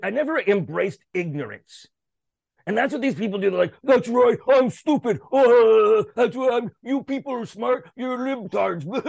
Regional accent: Canada; I'm a Canadian, Canadian show business.

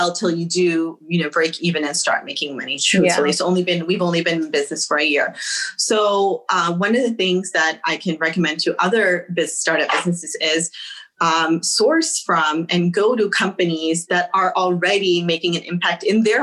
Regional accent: United States; Second generation Muslims, we have to look a little bit further and say, okay, we're here, we're American now

